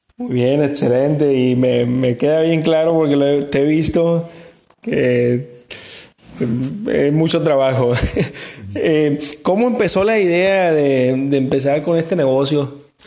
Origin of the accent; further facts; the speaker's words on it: El Walamo, Mazatlán, Sinaloa, Mexico; nosotros somos de un pueblo